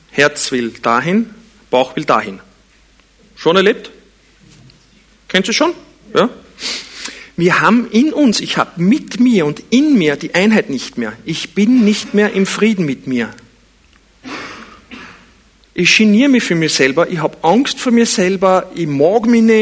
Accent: Vienna, Austria; Ich bin in Wien geboren und aufgewachsen, aber es war nicht Absicht.

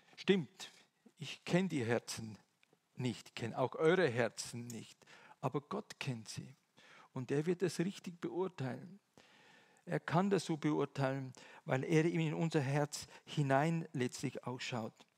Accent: Eastern Switzerland, Switzerland; moved away; Ich komme ja aus der Ostschweiz, das hört ihr zum Teil mindestens

